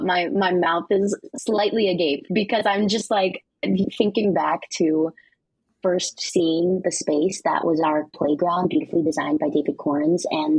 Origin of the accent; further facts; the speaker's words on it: Philippines; as a Filipino person, my own knowledge of even Imelda Marcos and Ferdinand Marcos was limited.